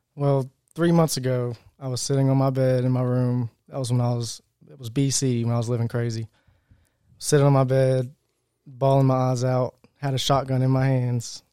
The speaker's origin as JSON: {"language": "English", "region": "Virginia", "country": "United States", "tie": "born or raised there", "said": "I came from Woodfield, Virginia my whole life"}